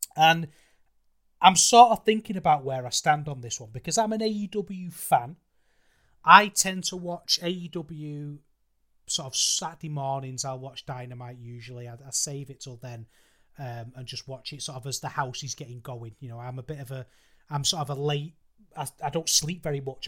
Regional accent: United Kingdom; as a British fan

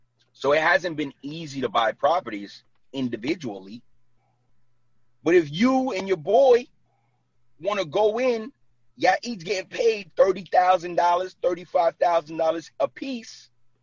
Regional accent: Brooklyn, New York, United States; now in New Jersey, United States; Yo, I was born and raised in Brooklyn. Like, and I live in Jersey for the last 9 years.

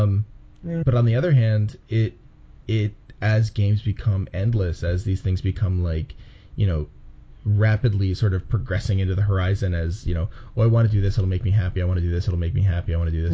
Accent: Philadelphia, Pennsylvania, United States; moved away as an adult; also born or lived in Chicago; when I was in Chicago, I was always from Philly, and now in a way I'm from Chicago. But yeah, so I'm back in Philly now.

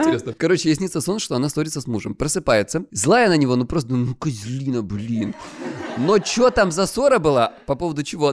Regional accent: Krasnodar Krai, Russia; я с Кубани

